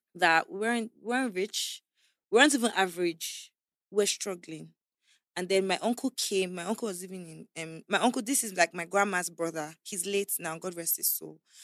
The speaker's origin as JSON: {"language": "English", "town": "Abuja", "region": "Federal Capital Territory", "country": "Nigeria", "tie": "born or raised there", "also_born_or_lived": "Calabar", "said": "I was born in Calabar, um, I was there till I was about four or five, until I was about five years old, when they had my kid sister, Princess. Then we moved to Abuja to live with my uncle."}